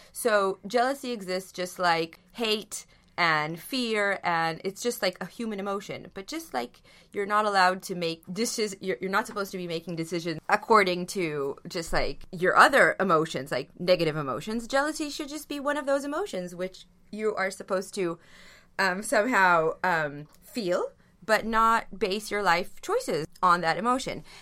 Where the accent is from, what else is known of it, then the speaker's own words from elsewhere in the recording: Israel; I come from Israel